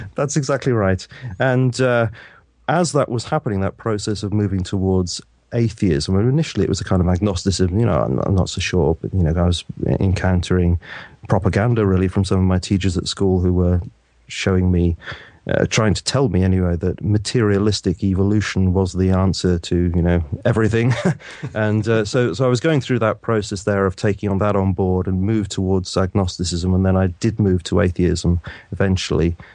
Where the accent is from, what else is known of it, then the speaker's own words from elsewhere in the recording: United Kingdom; I was brought up in the Methodist Church here in the U K